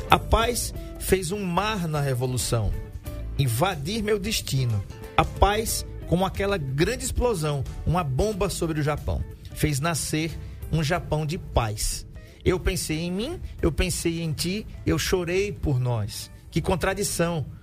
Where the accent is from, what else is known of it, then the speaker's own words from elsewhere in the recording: Alagoas, Brazil; eu sou suspeito para falar porque eu sou alagoano e é ele é alagoano também.